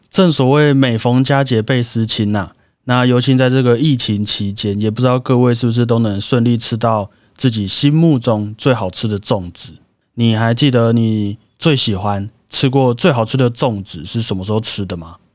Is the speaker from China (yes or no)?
no; Taiwan; 我们 台湾人